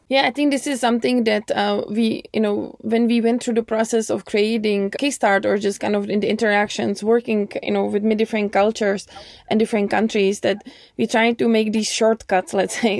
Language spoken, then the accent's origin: English; United States; I'm American